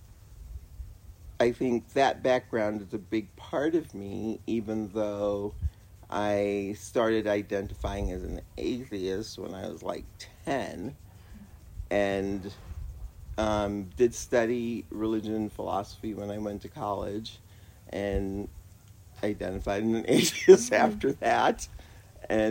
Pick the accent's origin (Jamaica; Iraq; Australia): Jamaica; now in Colorado Springs, United States; Jamaica, West Indies